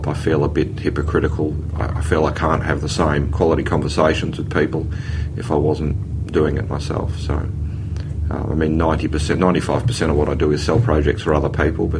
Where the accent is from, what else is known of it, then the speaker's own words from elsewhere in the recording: England, United Kingdom; now in Australia; Being English